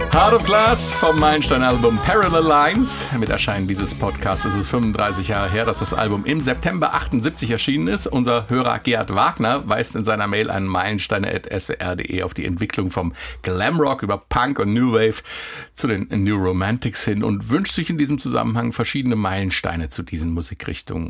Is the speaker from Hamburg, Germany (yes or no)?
no; Hesse, Germany; als Hesse